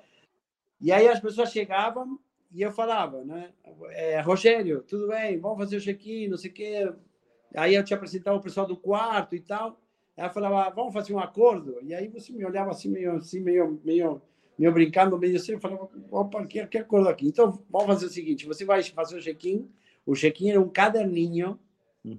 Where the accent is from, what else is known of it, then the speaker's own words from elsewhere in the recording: Argentina; Portuguese is a second language; moved away as an adult; now in Brazil; esse sotaque que você que você sente aí não é que sou baiano, sou argentino.